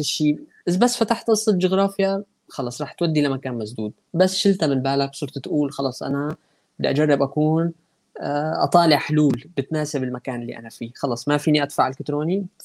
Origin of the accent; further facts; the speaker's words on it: Aleppo, Aleppo Governorate, Syria; now in Istanbul, Turkey; انا ابن ابن حلب يعني وطلعت من حلب من كم سنه فبالتالي التجربه كلها يعني تشربتها مو بس مو بس عشتها يعني